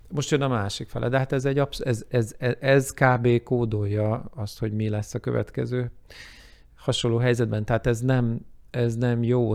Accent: Hungary; én magyarként

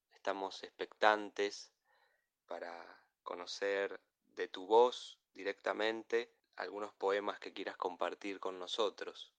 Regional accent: Argentina; como argentino

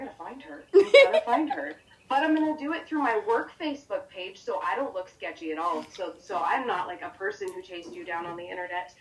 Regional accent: Oregon, United States; now in Arizona, United States; I currently reside in Arizona. I am from Oregon. I am a transplant hippie

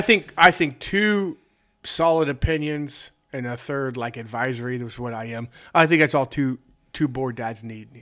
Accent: Southeastern Ohio, United States; I am from Southeastern Ohio

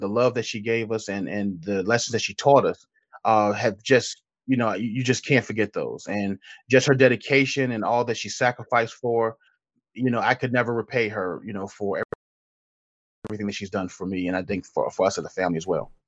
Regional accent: Petersburg, Virginia, United States; now in Richmond, United States; I'm born and raised in, uh, Petersburg, Virginia

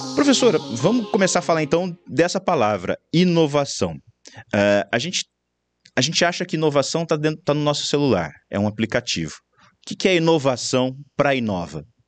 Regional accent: Campinas, São Paulo, Brazil; eu sou de Campinas

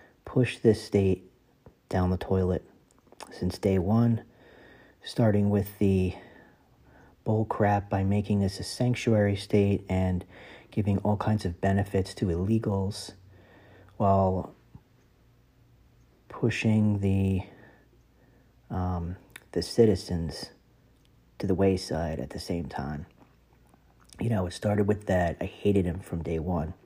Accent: New Jersey, United States; I am from New Jersey

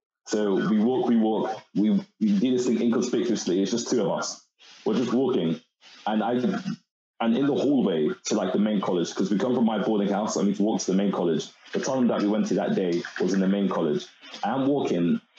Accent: London, United Kingdom; also born or lived in Reading; I'm from Newham, East London. So I went to state school in Newham

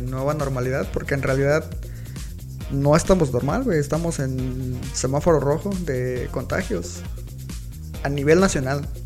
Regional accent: Mexico; uno como mexicano

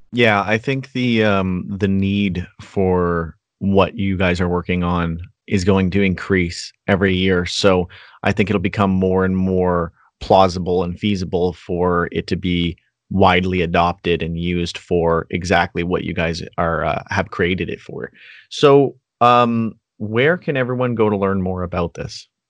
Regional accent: Canada; as a Canadian

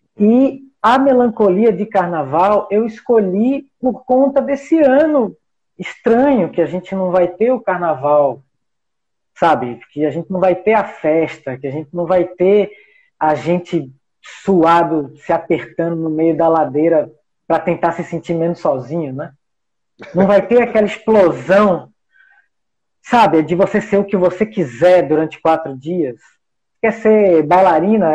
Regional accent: Brazil; nós somos brasileiros

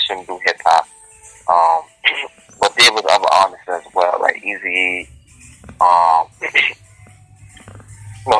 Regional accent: New York City, New York, United States; I was born and raised in Harlem, New York.

